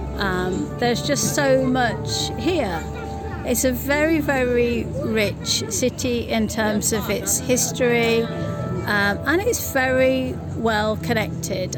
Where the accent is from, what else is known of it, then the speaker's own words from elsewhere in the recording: United Kingdom; as a British person